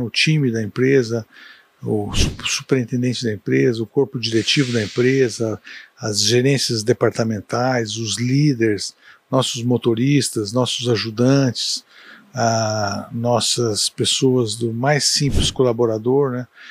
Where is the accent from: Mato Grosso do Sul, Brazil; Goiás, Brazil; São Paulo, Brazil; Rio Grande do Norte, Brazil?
São Paulo, Brazil; Ribeirão Preto; moved away as an adult; now in Uberlândia, Brazil; Eu nasci em Ribeirão Preto, dia 4 de 11 de 58, meia-noite e 15 e adotei Uberlândia